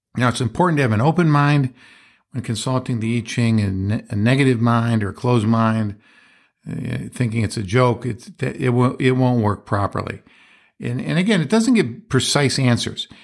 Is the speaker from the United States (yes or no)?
yes; Johnstown, Pennsylvania, United States; That's where I was born